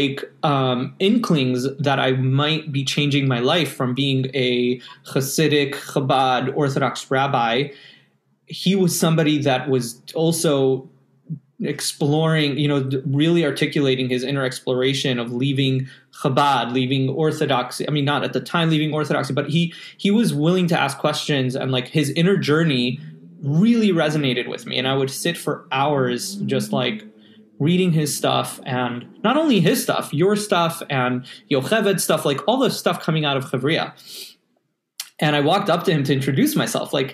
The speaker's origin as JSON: {"language": "English", "country": "United States", "also_born_or_lived": "Montreal, Canada", "lives_now": "New York, United States", "said": "as an American living in Canada"}